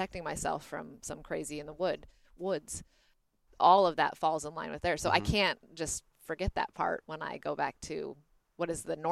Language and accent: English; United States; as an American